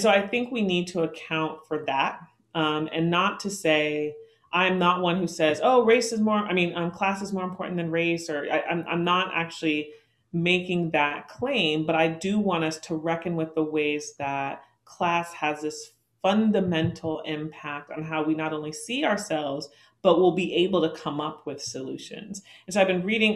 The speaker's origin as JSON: {"language": "English", "town": "Oakland", "region": "California", "country": "United States", "tie": "born or raised there", "said": "here in my hometown, Oakland"}